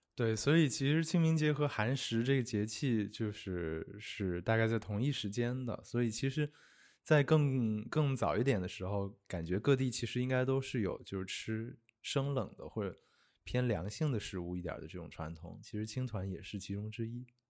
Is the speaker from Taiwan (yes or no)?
no; Sichuan, China; now in Beijing, China; 我是四川人